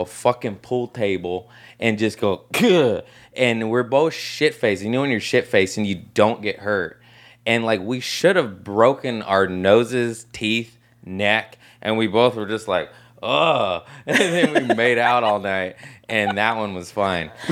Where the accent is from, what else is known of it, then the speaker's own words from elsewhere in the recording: Torrance, California, United States; Torrance, L A area